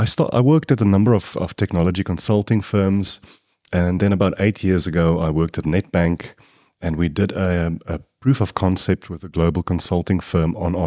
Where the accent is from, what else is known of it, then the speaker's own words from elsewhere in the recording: Kempton Park, Gauteng, South Africa; I was born in Kempton Park and I grew up there.